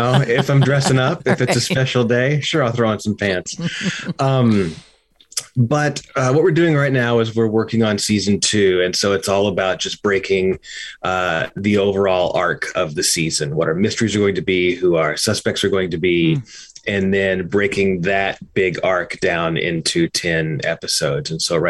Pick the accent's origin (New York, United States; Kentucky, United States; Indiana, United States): Kentucky, United States; I'm from Kentucky, and my wife was living in Bardstown when we met.